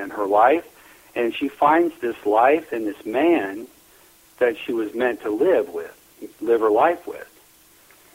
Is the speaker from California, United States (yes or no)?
no; northeast Nebraska, United States; I was born and raised in Neely, Nebraska. up in northeast Nebraska